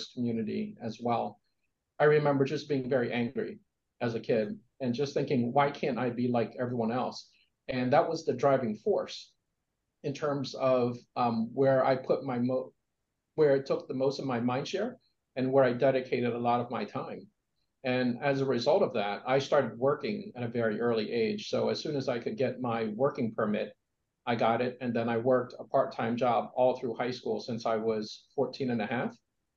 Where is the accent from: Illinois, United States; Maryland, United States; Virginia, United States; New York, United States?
Maryland, United States; Columbia; also born or lived in Vietnam; growing up in Columbia, Maryland